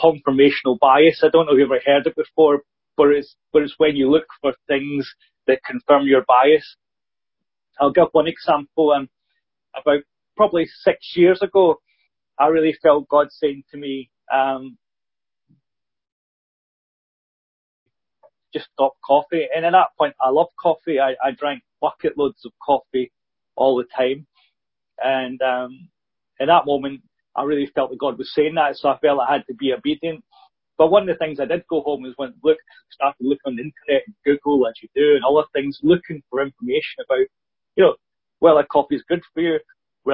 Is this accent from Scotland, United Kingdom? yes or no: yes; Scotland, United Kingdom; being Scottish